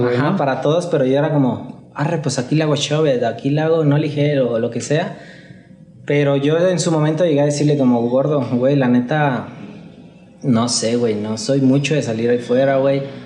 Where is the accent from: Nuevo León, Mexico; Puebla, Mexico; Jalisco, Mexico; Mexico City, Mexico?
Jalisco, Mexico; Guadalajara; Soy de aquí de Guadalajara, güey. Nací en Guadalajara y, y, aquí me la he vivido.